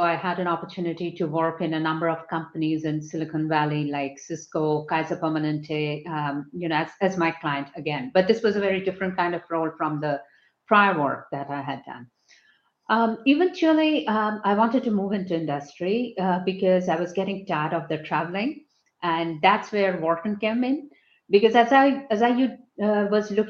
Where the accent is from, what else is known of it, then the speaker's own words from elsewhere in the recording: West Bengal, India; moved away as an adult; also born or lived in Calcutta / United Kingdom; I'm from Bengal. I'm a Bengali.